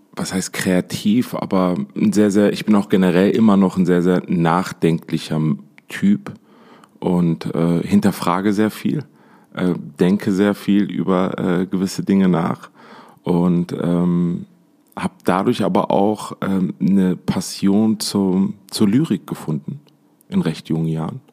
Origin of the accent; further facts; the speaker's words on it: Essen, North Rhine-Westphalia, Germany; moved away as an adult; also born or lived in Dubai; now in Düsseldorf, Germany; geboren in Essen, in der, im Pott äh, eigentlich bin ich ein Pottjunge